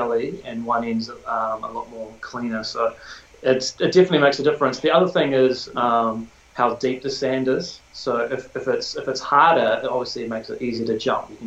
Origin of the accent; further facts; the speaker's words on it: Tauranga, Bay of Plenty, New Zealand; I grew up in Tauranga, went to Otamoto College